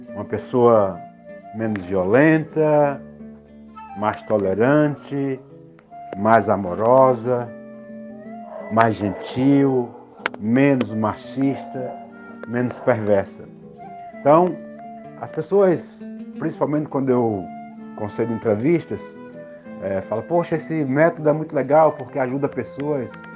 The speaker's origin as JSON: {"language": "Portuguese", "region": "Pernambuco", "country": "Brazil", "tie": "born or raised there", "said": "eu iniciei na arte muito cedo, aos nove anos em Pernambuco, numa cidade bem pequena"}